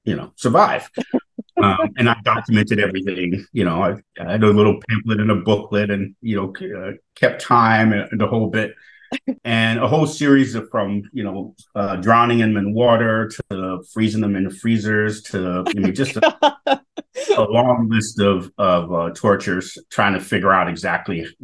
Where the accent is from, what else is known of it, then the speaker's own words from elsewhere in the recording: Chicago, Illinois, United States; growing up in Chicago's Southwest Side, I was being educated